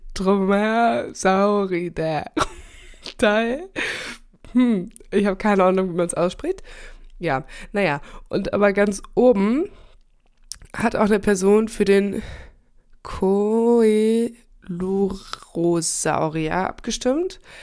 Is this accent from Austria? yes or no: no; Germany; also born or lived in Chile; dass ich sehr selbstständig aufgewachsen bin in Deutschland